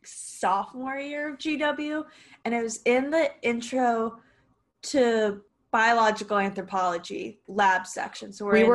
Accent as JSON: {"language": "English", "area": "Westchester", "region": "New York", "country": "United States", "tie": "born or raised there", "said": "I grew up in New York. Like, I'm from New York, Westchester."}